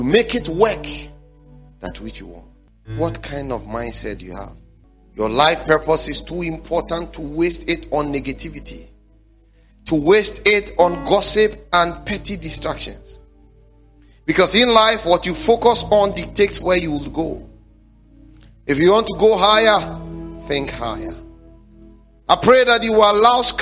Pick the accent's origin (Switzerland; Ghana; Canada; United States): Ghana; also born or lived in Dansoman / West Legon / Tema; I grew up in Zongo area